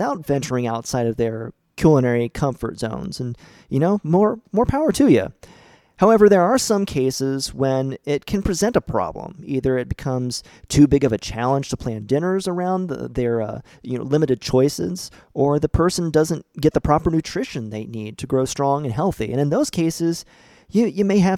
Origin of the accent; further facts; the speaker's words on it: St. Marys, Ohio, United States; my hometown of St. Mary's, Ohio